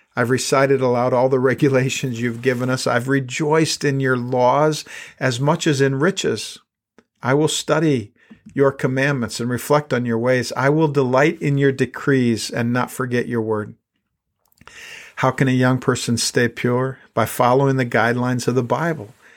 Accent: South Dakota, United States; when I was a kid growing up in South Dakota, we didn't have all that much money

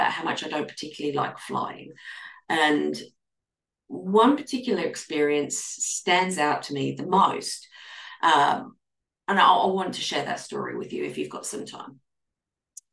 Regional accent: Australia; I'm an Australian clinical nutritionist

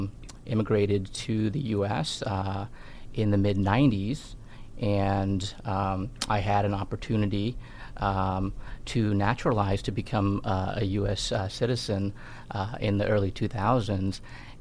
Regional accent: Myanmar; now in United States; So I'm actually an immigrant from Burma. I'm South Asian. I'm Indian. But my family was born and raised in Burma. And we have family both in Burma and India. I refer to myself as a post-colonial product. We are a small minority

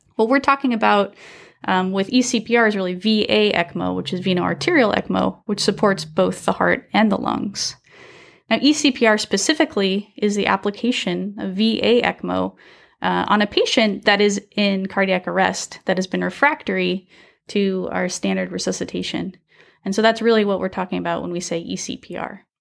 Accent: Salem, Oregon, United States; also born or lived in Michigan; now in Fresno, United States; I am from Salem, Oregon, originally.

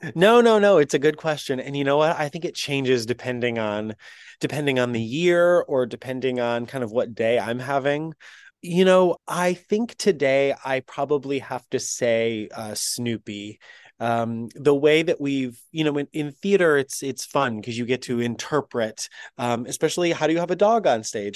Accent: the Berkshires, Western Massachusetts, United States; I grew up in Western Massachusetts in the Berkshires area region

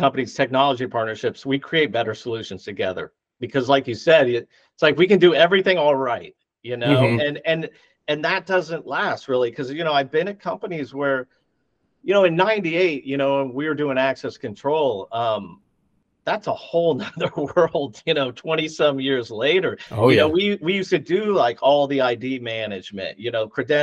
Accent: Ohio, United States; I was from Ohio

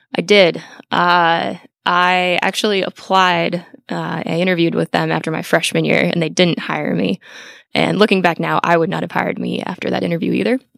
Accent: Lisle, Illinois, United States; I was born and raised outside Chicago

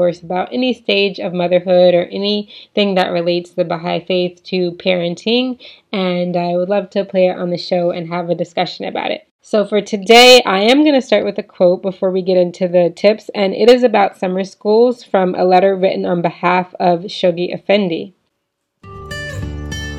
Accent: United States; now in Poland; my husband is Polish and I am American, African American.

